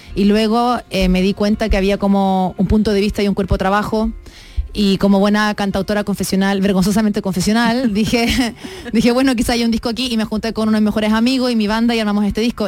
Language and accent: Spanish; Chile; moved away as an adult; now in Mexico; yo soy, claro, soy de Chile